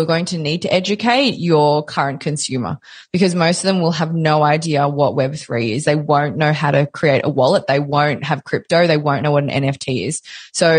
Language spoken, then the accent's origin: English; Melbourne, Victoria, Australia; I'm from Melbourne